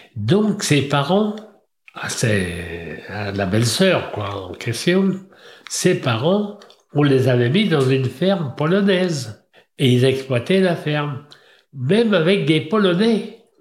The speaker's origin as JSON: {"language": "French", "area": "Trémuson", "region": "Brittany", "country": "France", "tie": "born or raised there", "said": "1927, à Trémaison"}